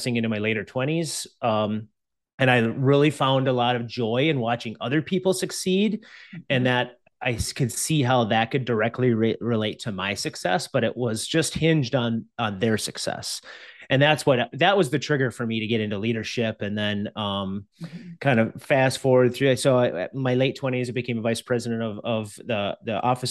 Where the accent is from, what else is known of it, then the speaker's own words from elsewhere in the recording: Minneapolis–Saint Paul, Minnesota, United States; I grew up here in the Twin Cities.